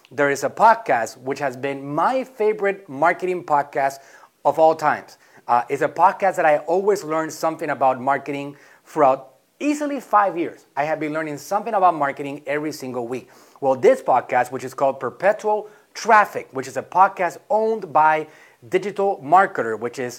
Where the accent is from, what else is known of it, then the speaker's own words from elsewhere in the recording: Puerto Rico; moved away as an adult; also born or lived in Mexico; I'm from Puerto Rico, born and raised there. At the age of 19, I left.